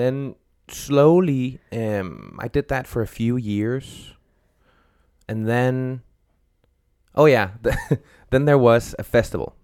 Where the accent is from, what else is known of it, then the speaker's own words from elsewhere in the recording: Denmark; moved away; also born or lived in Copenhagen; I'm from Denmark